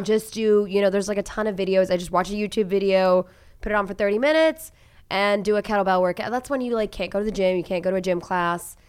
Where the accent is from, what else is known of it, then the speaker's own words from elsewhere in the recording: Oklahoma, United States; moved away as an adult; also born or lived in Bend, Oregon / Chicago / Dallas; now in Cleveland, United States; I grew up in Oklahoma